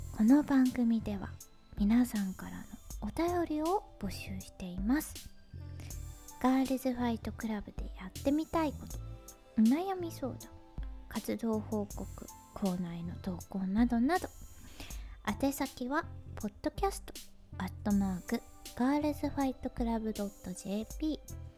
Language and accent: Japanese; Hyogo, Japan; moved away; 生まれ育ったのが兵庫県なんですけど